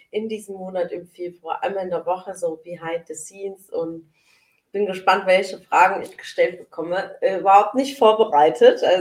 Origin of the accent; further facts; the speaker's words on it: Sindelfingen, Baden-Württemberg, Germany; ähm, ich bin ja gebürtig aus Sindelfingen und äh, aufgewachsen in Sindelfingen.